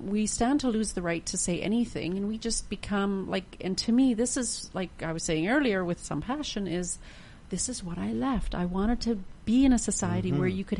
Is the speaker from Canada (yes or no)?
yes; Canada; that's something I think as a Canadian that like that we would quite easily be able